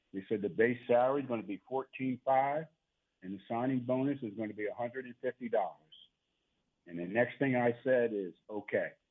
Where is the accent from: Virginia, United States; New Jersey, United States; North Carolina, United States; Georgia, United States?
New Jersey, United States; moved away; also born or lived in Tulsa; I'm from New Jersey.